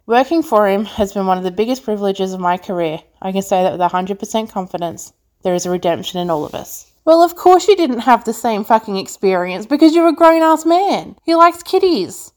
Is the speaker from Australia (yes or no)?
yes; Australia; I'm from Australia